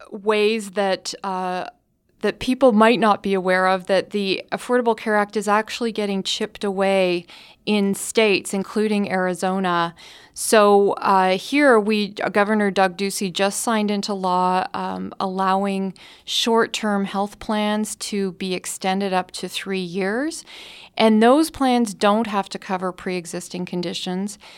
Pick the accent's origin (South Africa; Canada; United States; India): Canada; I can tell you that from experience because I grew up in Canada